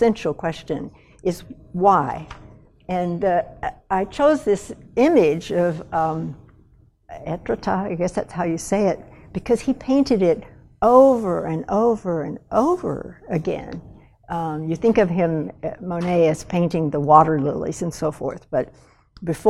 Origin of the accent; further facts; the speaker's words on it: West Texas, United States; now in Montana, United States; I grew up in West Texas